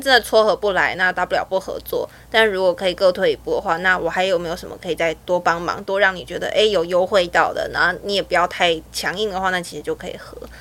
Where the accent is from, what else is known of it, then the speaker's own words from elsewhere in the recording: Taiwan; 我是台湾的极简主义者